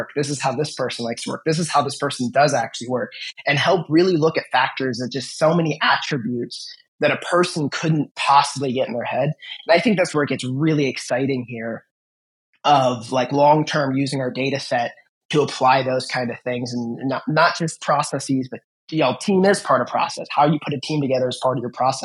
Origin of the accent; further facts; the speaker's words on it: Cleveland, Ohio, United States; we are from Cleveland